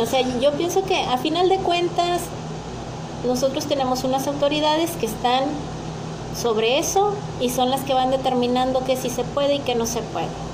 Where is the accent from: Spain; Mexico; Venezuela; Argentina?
Mexico; soy una mexicana típica